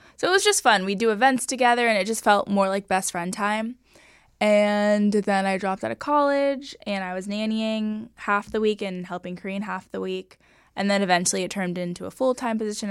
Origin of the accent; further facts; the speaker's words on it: Los Angeles, California, United States; Los Angeles, Sherman Oaks. Um, grew up here my whole life